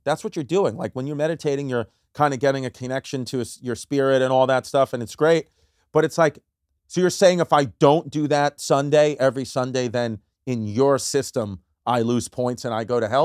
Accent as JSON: {"language": "English", "town": "New York City", "region": "New York", "country": "United States", "tie": "born or raised there", "said": "I grew up in New York, Brooklyn, New York."}